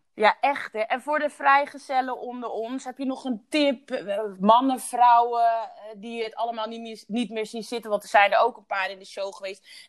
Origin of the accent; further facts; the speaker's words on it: Curaçao; ik geboren ben op Douche Curaçao